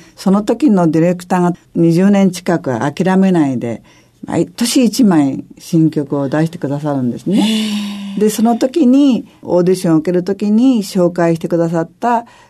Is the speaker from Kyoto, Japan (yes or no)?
no; Tokyo, Japan; 渋谷の生まれ